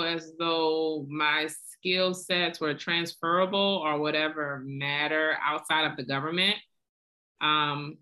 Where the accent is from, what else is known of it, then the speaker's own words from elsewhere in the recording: New Orleans, Louisiana, United States; now in Atlanta, United States; I am born and raised in New Orleans